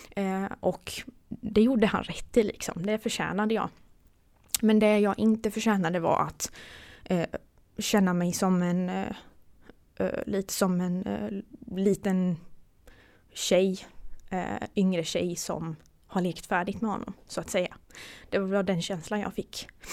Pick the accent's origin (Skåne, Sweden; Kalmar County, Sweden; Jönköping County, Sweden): Jönköping County, Sweden; Gislaved; moved away as an adult; also born or lived in Gothenburg; jag kommer från Gislaved och bodde hos mina föräldrar